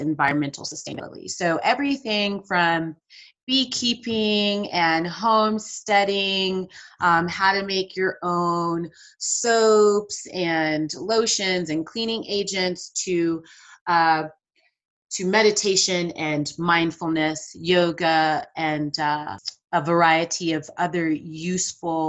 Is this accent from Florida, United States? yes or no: no; Athens, Georgia, United States; I grew up in the Athens, Georgia area